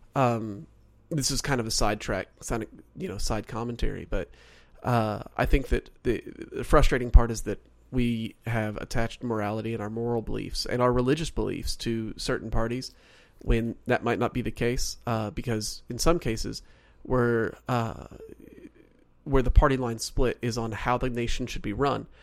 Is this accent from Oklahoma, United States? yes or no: yes; Oklahoma, United States; also born or lived in North Carolina; now in Southern California, United States; so originally I'm from Oklahoma. I was born and raised, well, I was raised there. I was born in North Carolina